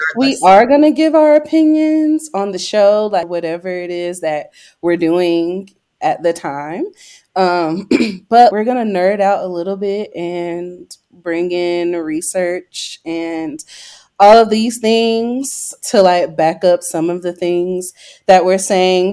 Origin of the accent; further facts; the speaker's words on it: Greenville, North Carolina, United States; now in Denver, United States; I am from Greenville, North Carolina